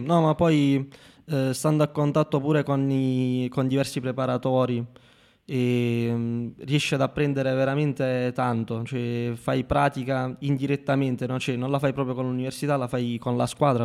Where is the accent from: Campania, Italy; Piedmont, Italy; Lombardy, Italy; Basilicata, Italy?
Basilicata, Italy; Marconia; also born or lived in Rome; un ragazzo come me che viene da un paesino come Marconia che ha 15.000 abitanti in tutto